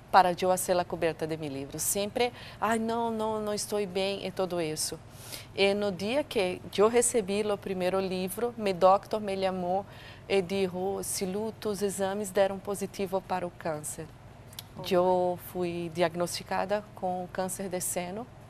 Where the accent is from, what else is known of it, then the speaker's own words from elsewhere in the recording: Brazil; moved away; eu sou brasileira